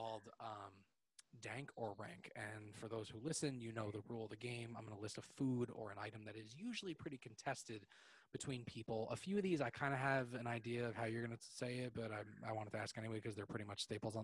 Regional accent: New York, United States; I'm from New York

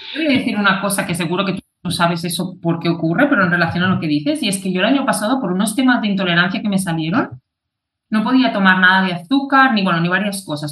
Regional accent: Catalonia, Spain; yo soy de, de Cataluña

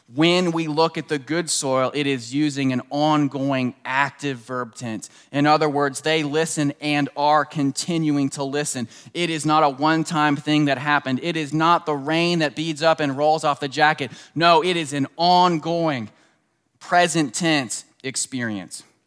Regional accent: Washington, District of Columbia, United States; moved away; I grew up right outside of Washington, uh, D C in the suburbs.

